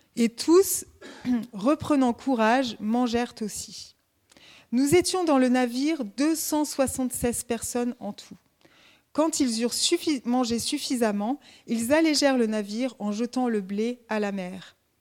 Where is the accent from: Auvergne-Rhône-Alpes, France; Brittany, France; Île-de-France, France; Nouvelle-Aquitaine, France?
Auvergne-Rhône-Alpes, France; Grenoble; now in Dijon, France; je viens de la montagne, je suis grenobloise